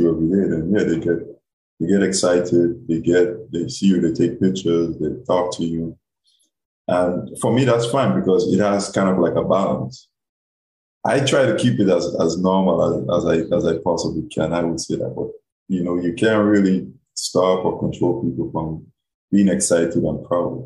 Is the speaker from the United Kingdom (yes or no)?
no; Guam; moved away as an adult; also born or lived in Alabama; when I'm in my hometown, when I'm in Guam, you know, when I go home